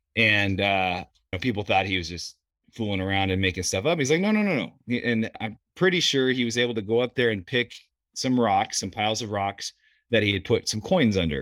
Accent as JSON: {"language": "English", "town": "Sheridan", "region": "Wyoming", "country": "United States", "tie": "born or raised there", "said": "was born and raised pretty much up here in Sheridan"}